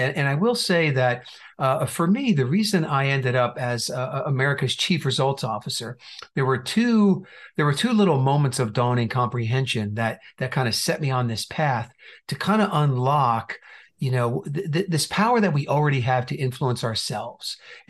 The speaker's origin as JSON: {"language": "English", "region": "New Jersey", "country": "United States", "also_born_or_lived": "Indiana / California / Texas", "moved": "yes", "lives_now": "Phoenix, United States", "said": "So we've been here for quite a while. We moved from Indiana, but I also have lived in California and Texas. And originally, I might not have most of the accent, but originally from New Jersey."}